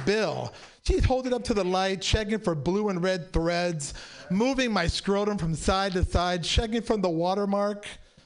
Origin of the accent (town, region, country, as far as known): San Francisco, California, United States; born or raised there